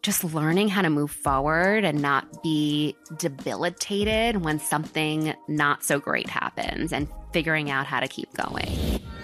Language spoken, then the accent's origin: English; New York, United States; moved away as an adult; now in Miami, United States; I was born and raised in New York in a town called Riverdale, which is in the Bronx